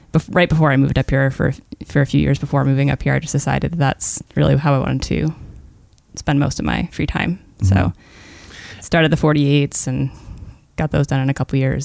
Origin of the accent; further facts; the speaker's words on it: near Concord, New Hampshire, United States; also born or lived in Campton, New Hampshire; No, I grew up close to Concord.